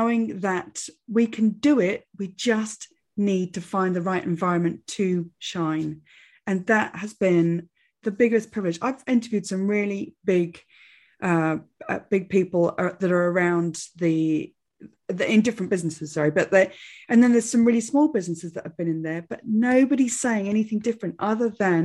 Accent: England, United Kingdom; I'm very English

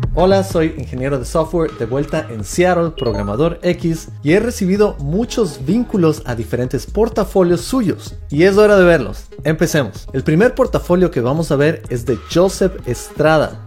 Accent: Quito, Pichincha, Ecuador; mi tierra, Quito, Ecuador

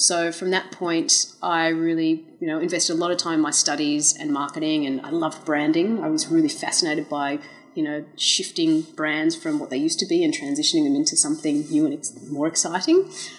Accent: Australia; also born or lived in United States; I am Australian, but I was born in the US.

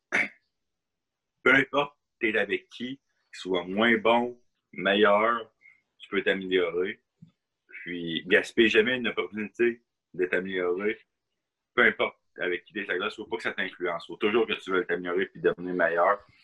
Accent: Asbestos, Quebec, Canada; also born or lived in Berlin, Germany; on, vient de la, même ville, on vient de l'Asbestos

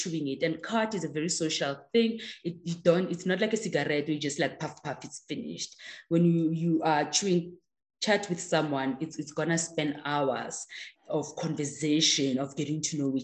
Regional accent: South Africa; first language Tswana; English is a second language; I can sing along in that language. So definitely I must be South African

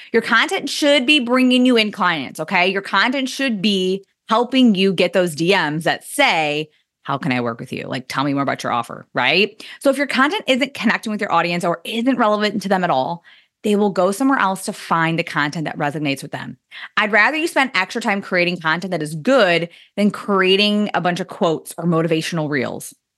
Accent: Indiana, United States; I swore I never moved back to my hometown in Indiana. And, well, here we are, guys, in Indiana

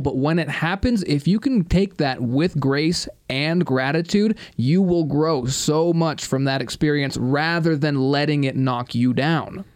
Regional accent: United States; I'm also an American

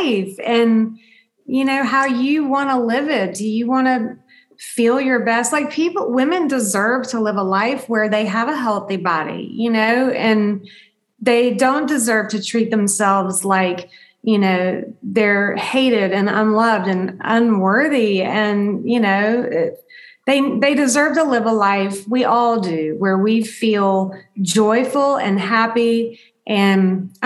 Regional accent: the South, United States; I grew up in the South

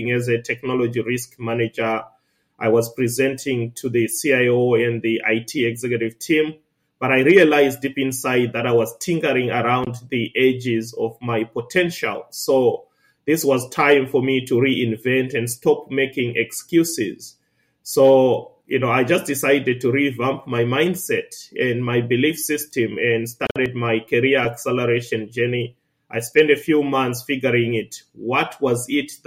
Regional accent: Zimbabwe; moved away as an adult; now in Australia; Originally, I was born and raised in Zimbabwe

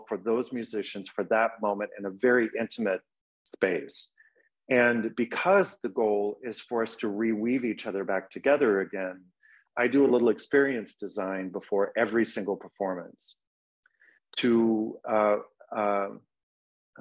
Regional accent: Texas, United States; also born or lived in Austin, Texas; now in Minneapolis, United States; my own growing up in Texas with wild, sprawling prairies and animals

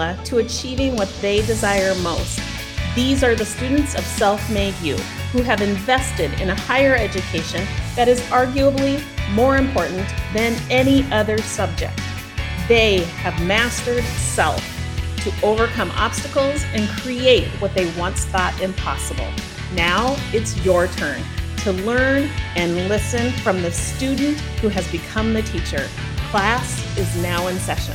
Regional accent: Pacific Northwest, United States; moved away; I come from the Pacific Northwest, and wrestling really wasn't a big sport for us out there

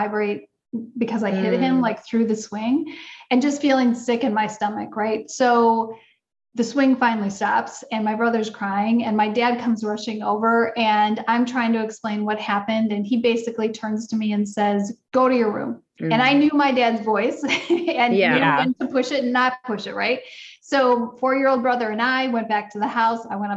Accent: Wisconsin, United States; I grew up in Wisconsin.

